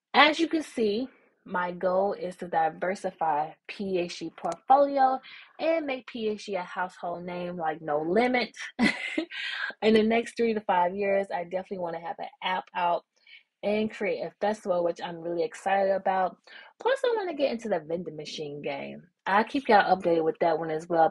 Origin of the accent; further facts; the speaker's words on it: Memphis, Tennessee, United States; now in my hometown, Memphis